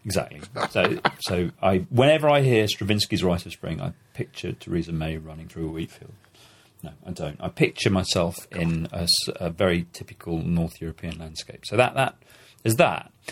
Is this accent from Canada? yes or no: no; Germany; now in Belgium; I'm a German who lives in Belgium